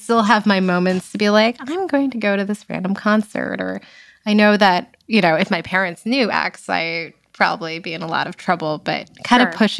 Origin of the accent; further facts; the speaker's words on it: East Brunswick, New Jersey, United States; East Brunswick, New Jersey, where I grew up.